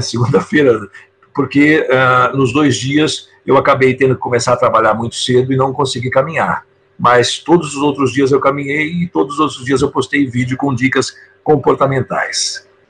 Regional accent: São Paulo, Brazil; moved away as an adult; now in São Francisco de Paula, Brazil; eu sou de São Paulo, capital. Eu nasci na cidade

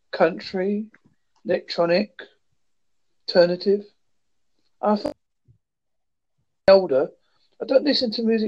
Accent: United Kingdom; I am from United Kingdom.

